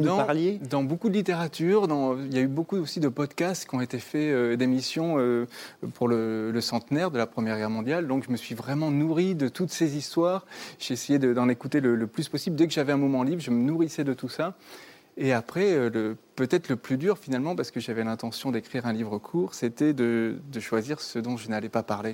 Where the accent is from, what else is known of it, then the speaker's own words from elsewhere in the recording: Bordeaux, Nouvelle-Aquitaine, France; j'ai grandi dans le sud-ouest, moi, je viens de Bordeaux